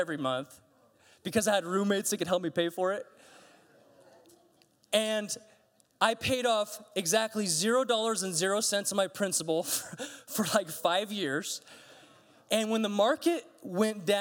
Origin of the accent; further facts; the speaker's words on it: United States; I'm American